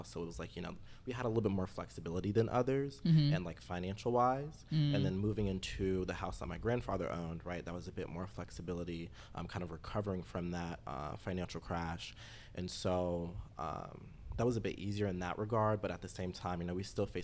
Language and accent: English; Titusville, Florida, United States; also born or lived in Orlando, Florida; I grew up in Titusville, Florida, in between Titusville and Orlando for some years